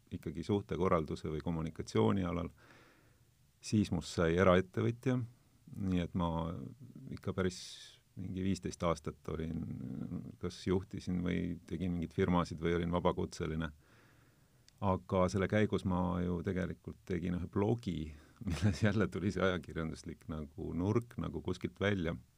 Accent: South Estonia, Estonia; mina olen Lõuna-Eestist

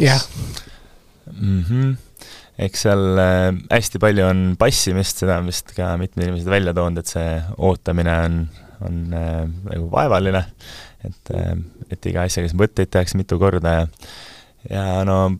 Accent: Kose-Uuemõisa, Harju County, Estonia; also born or lived in Munich, Germany / Tartu; now in Tallinn, Estonia; kui ma olin äh, seitsmeaastane, ma kolisin Saksamaalt tagasi, et me olime, isa, isa õppis Müncheni ülikoolis, siis me olime Äh, perega seal, ma kolisin tagasi Kose Uuemõisa

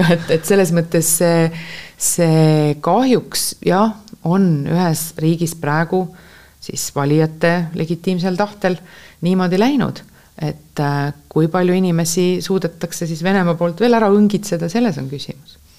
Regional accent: Estonia; me oleme Eestist

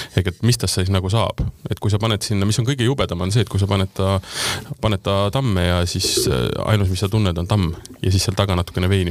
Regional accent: South Estonia, Estonia; ma olen Lõuna-Eestist

